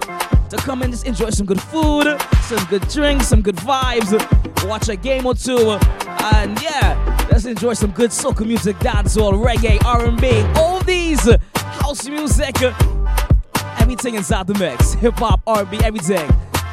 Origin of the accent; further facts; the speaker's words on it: New Jersey, United States; I can say my hometown, my home city, my home state, sorry. I've been here for the better part of 22 years of my life. New Jersey.